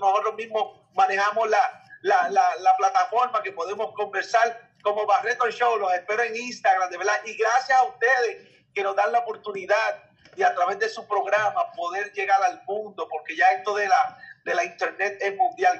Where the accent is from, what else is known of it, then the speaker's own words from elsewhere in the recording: Isabela, Puerto Rico; mi pueblo de Isabela